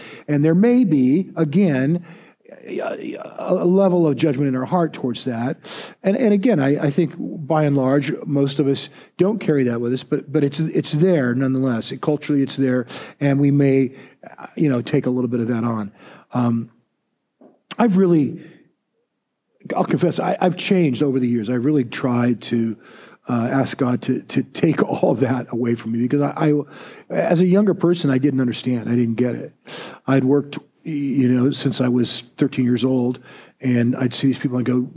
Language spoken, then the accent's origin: English; United States; I'm a Christian first, and then I'm an American